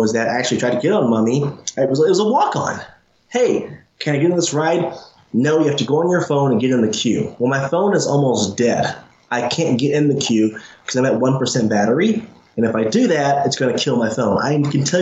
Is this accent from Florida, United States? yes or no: no; Indiana, United States; I come from Indiana, where we have the world's cleanest theme park in Holiday World